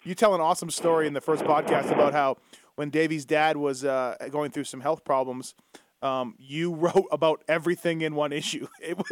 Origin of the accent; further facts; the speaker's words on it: Canada; I grew up in Canada